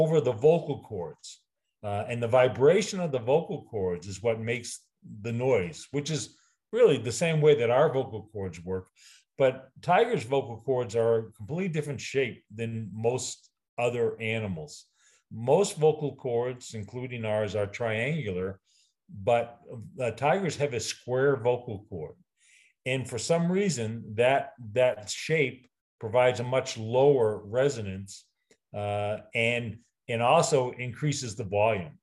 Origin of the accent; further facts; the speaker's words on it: New England, United States; I'm from New England